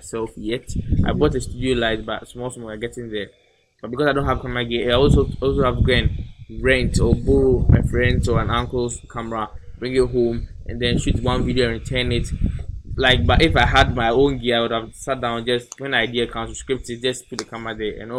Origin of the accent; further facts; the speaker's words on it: Ghana; being a Ghanaian